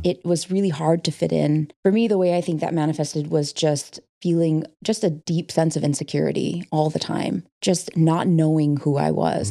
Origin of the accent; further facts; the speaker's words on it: Okemos, Michigan, United States; I was born in Okemos, Michigan, in a town that's very small and very white